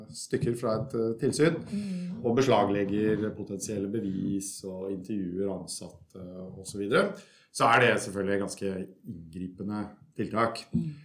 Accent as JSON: {"language": "Norwegian", "town": "Kongsberg", "region": "Buskerud", "country": "Norway", "also_born_or_lived": "Germany", "moved": "as an adult", "lives_now": "Belgium", "said": "jeg kommer fra, fra Norge. Som, som, alle kan høre, så kommer jeg fra Østlandet et sted. Eh, nærmere bestemt en liten by som heter eh, Kongsberg, som er en snau time utenfor Oslo"}